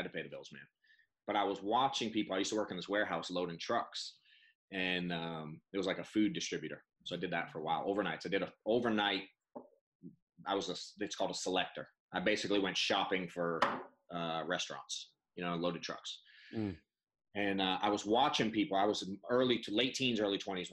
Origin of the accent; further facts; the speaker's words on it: Boston, Massachusetts, United States; I'm an accountant from Boston